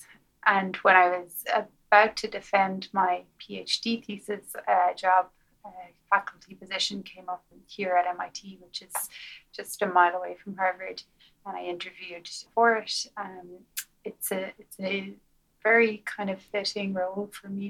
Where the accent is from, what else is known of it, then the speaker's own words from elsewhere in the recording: Galway, Connacht, Ireland; moved away as an adult; now in United States; I grew up in Galway